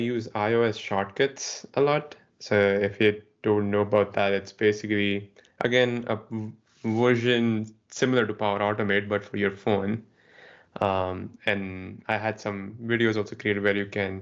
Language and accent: English; India; moved away; I grew up in India